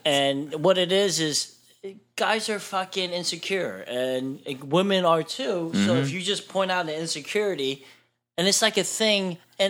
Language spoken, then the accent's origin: English; Bethlehem, Pennsylvania, United States; Bethlehem, Pennsylvania.